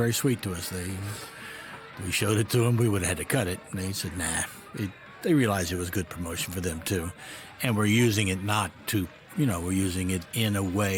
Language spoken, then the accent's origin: English; Florida, United States; Jeff Gillen, who I grew up with in Florida when I started my career